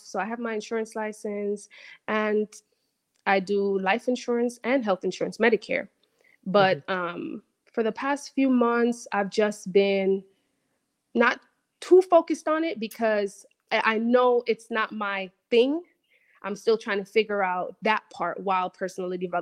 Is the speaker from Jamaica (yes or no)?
yes; Jamaica; moved away; growing up in Jamaica, there's my parents did all that they could, obviously, to get me to a country with better opportunities